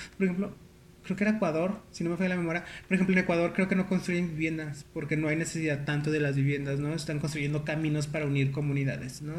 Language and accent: Spanish; León, Guanajuato, Mexico; now in Nuevo León, Mexico; yo soy originario de León.